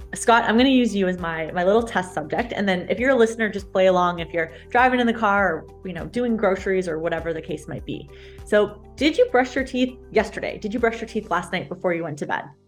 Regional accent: Canada; also born or lived in London, Ontario; I'm a Canadian

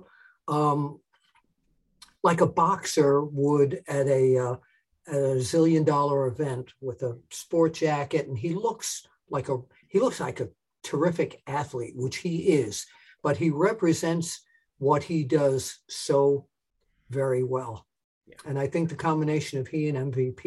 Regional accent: New York, United States; moved away; I'm a New Yorker originally

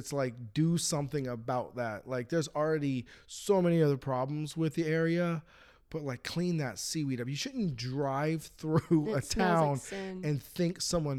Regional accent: United States; I'm an American

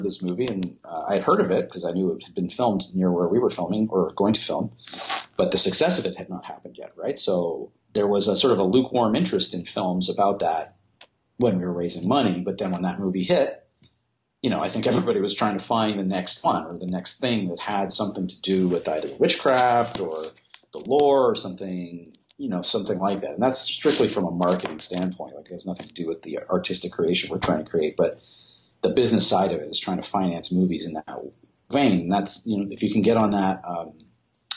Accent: Canada; I'm from Canada.

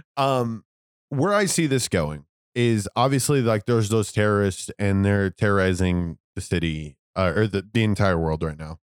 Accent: United States; I was born in America

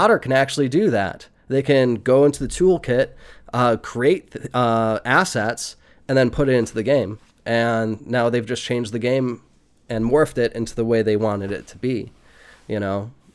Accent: United States; I was born in America

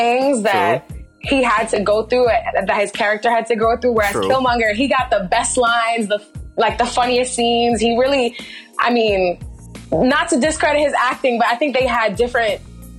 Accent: New York City, New York, United States; now in Los Angeles, United States; As someone who's living in LA right now, disclaimer, I'm actually from Brooklyn, New York

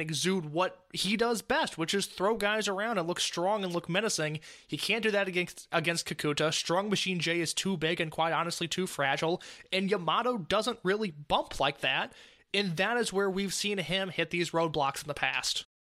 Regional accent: Indiana, United States; I grew up in Indiana, which is a, a, a town in central Indiana

